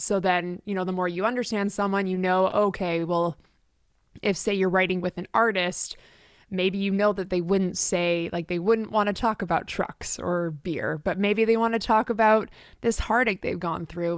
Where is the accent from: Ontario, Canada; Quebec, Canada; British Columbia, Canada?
British Columbia, Canada; Richmond; moved away as an adult; now in Nashville, United States; I'm originally from the West Coast of Canada, so grew up in Richmond, which is just outside of Vancouver.